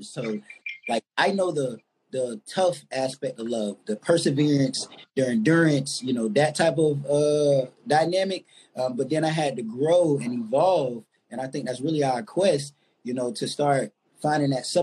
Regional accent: Jacksonville, Florida, United States; I'm from Duval, Florida.

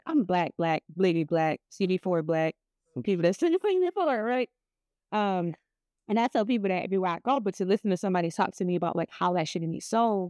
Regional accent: Cleveland, Ohio, United States; Well, I'm like, I'm from Cleveland, bro.

